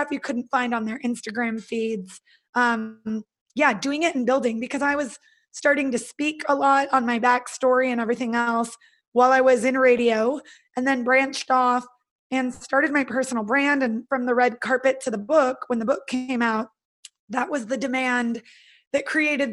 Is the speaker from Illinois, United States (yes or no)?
no; Northern California, United States; I'm from California. So I'm originally from Northern California, and I went to college in Southern California